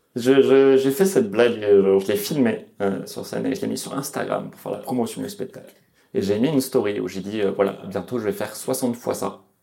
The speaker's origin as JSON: {"language": "French", "town": "Lyon", "region": "Auvergne-Rhône-Alpes", "country": "France", "said": "J'ai jamais grandi ici, mais euh, non, je viens de Lyon."}